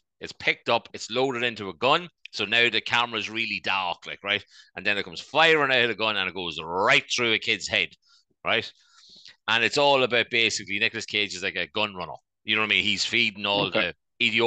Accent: Ireland; our lovely country

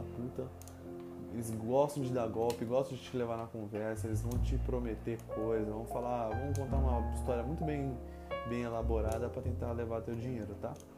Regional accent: Brazil; moved away; eu era brasileira

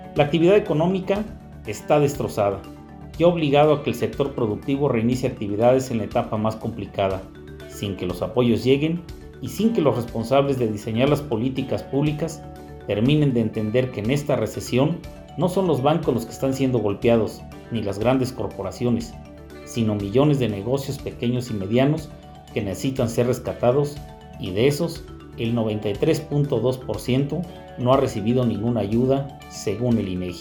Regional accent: Mexico

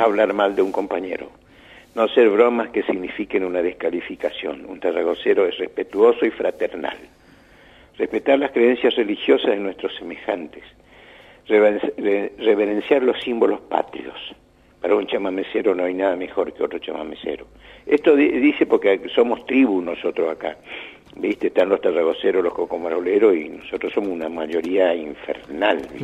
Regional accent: Argentina; que soy tan argentino

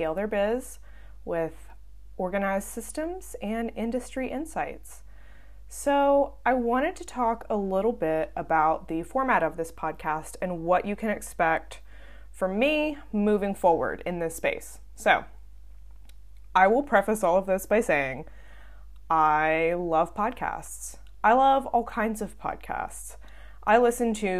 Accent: Southern United States, United States; accent: southern; now in Birmingham, United States; my southern accent

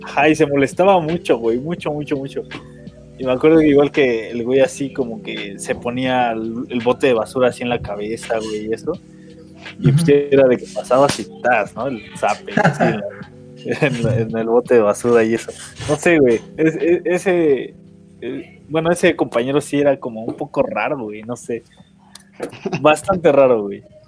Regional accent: Tlaxcala, Mexico; soy de Tlax, güey, de Tlaxcala.

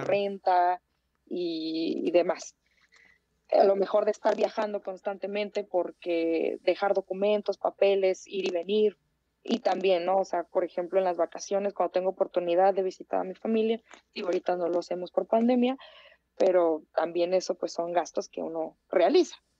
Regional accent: Tijuana, Baja California, Mexico; moved away as an adult; now in Mexico City, Mexico; yo, por ejemplo, soy de, de Tijuana, y, que yo me fui a vivir a la Ciudad de México

